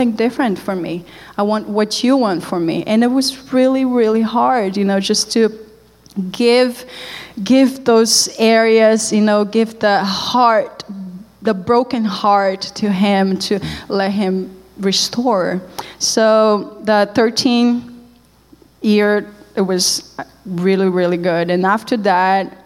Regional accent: Brazil; English is a second language; moved away as an adult; also born or lived in Canada; I wasn't like some people in Brazil.

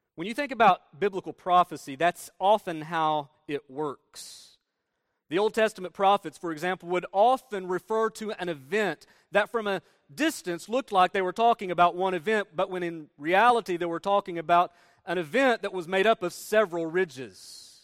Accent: Northeast Tennessee, United States; moved away; we're from Northeast Tennessee. And in Northeast Tennessee, there are plenty of mountains. Appalachian Mountains run through northeast Tennessee. You can see them right out our door

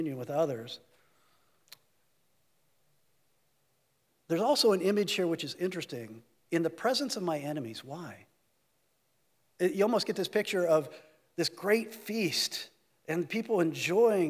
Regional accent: United States

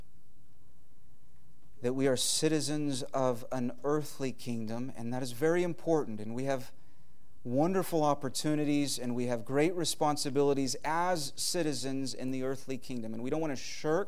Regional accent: United States; we have as American people

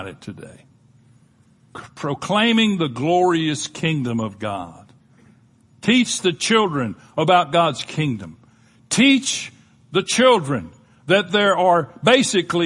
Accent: Panama City, Florida, United States; I grew up in Panama City, Florida

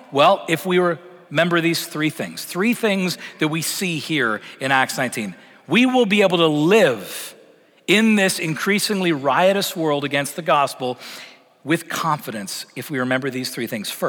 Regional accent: Canada; moved away as an adult; now in United States; been in Texas almost seven years, and that still feels strange to me. Because you got to remember where I came from coming from Canada, coming from a very secularized context.

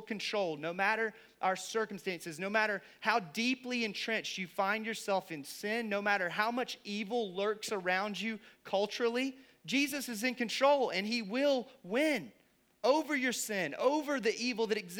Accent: the Bible Belt, United States; I grew up in the Bible Belt

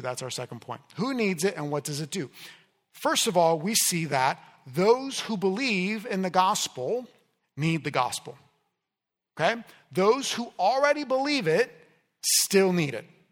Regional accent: Miami, Florida, United States; moved away; I grew up in Miami

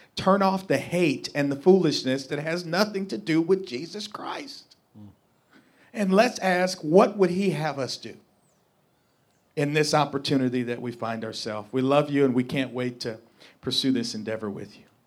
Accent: St. Louis, Missouri, United States; I'm from North Saint Louis City.

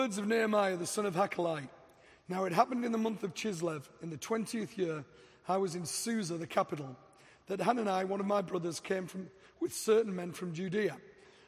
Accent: England, United Kingdom; moved away as an adult; also born or lived in Dallas; now in Denver, United States; I'm from England. I've been in America 3 years

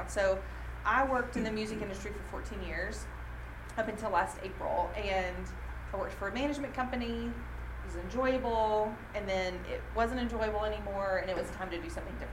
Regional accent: Southern United States, United States; also I went to Lipscomb and I'm from the South and I just feel like I know a lot of people

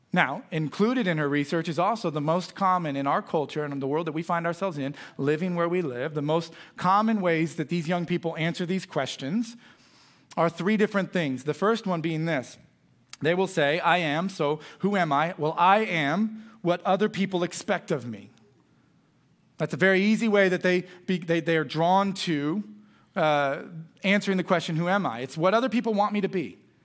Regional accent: United States; I was raised in Boone County

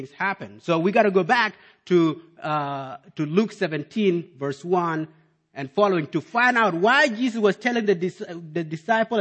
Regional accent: South Sudan; also born or lived in Malakal; now in United States; growing up in South Sudan

